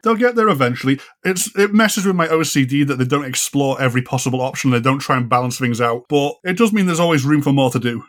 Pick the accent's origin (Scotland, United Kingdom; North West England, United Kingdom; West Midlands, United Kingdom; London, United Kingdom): North West England, United Kingdom; Ormskirk; moved away; where I grew up in Ormskirk in Lancashire